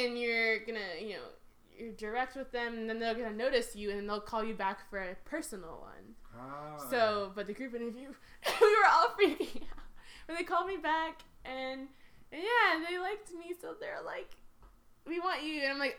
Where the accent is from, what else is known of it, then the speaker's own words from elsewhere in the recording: Atlanta, Georgia, United States; And it was, like, a California number because I'm from Atlanta.